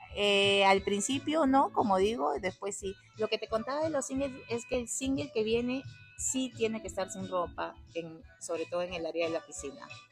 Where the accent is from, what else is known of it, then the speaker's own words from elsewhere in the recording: Peru; now in Costa Rica; Yo soy peruana. Mi mamá es española, mi papá peruano.